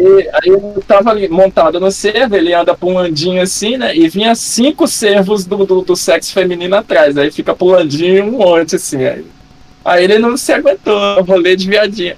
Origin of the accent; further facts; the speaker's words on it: Rondônia, Brazil; Eu sou nascido e criado em Rondônia